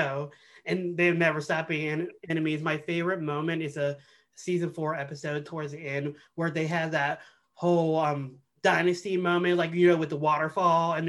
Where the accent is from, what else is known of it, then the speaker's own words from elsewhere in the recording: the South, United States; I'm from the South